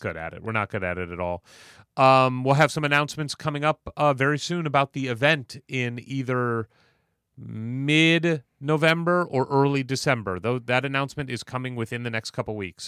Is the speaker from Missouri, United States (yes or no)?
yes; St. Louis, Missouri, United States; it's my hometown, college, Saint Louis University